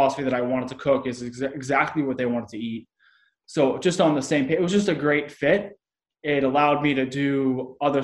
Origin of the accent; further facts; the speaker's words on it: Boston, Massachusetts, United States; moved away; I was from Boston